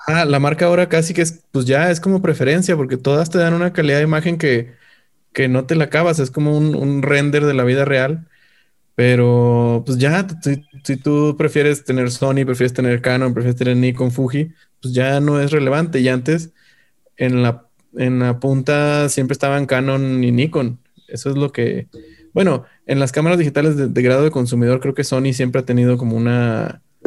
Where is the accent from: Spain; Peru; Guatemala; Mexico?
Mexico; northern Mexico; de donde yo soy del, norte de México